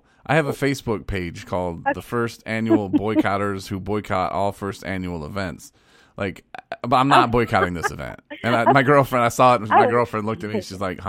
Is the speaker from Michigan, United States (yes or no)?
yes; Coloma, Michigan, United States; also born or lived in Kalamazoo, Michigan; I grew up in Coloma, so I'm pretty familiar with the area.